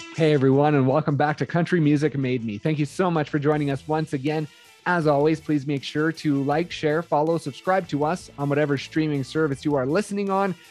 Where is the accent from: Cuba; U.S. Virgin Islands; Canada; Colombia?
Canada; just outside of Calgary, Alberta; I was born just outside of Calgary, Alberta, so lifelong Flames fan